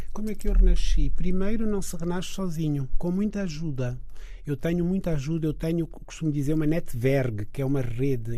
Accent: Niassa, Mozambique; now in Portugal; onde eu nasci no Niassa

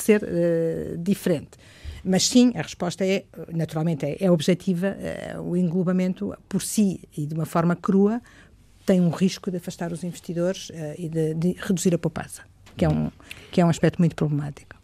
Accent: Coimbra, Centro, Portugal; Coimbra, como sabem, é a minha cidade, onde nasci, eh, cresci, eh, estudei.

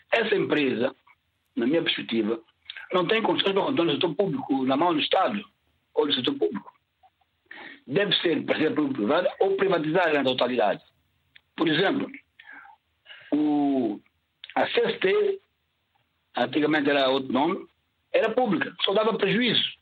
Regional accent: São Tomé & Príncipe; Eu sou santo santomense, nasci em Santo Tomé.

